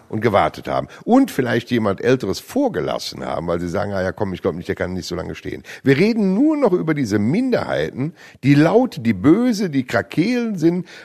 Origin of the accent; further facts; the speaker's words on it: Rhineland, Germany; Als Rheinländer